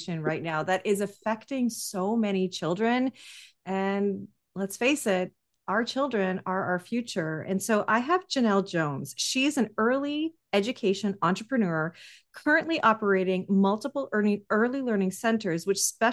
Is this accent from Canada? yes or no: yes; Vancouver, British Columbia, Canada; I'm Canadian and I'm from Vancouver